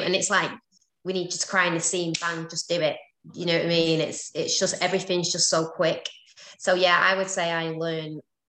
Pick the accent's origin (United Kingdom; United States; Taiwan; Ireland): United Kingdom; London; accent: London; I didn't actually book it, so maybe my London accent isn't any good.